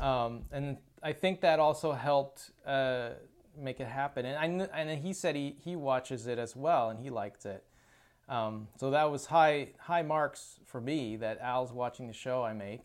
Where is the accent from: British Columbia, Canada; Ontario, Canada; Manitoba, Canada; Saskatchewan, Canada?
British Columbia, Canada; Chilliwack; That's that's my hometown. It's where I was born and raised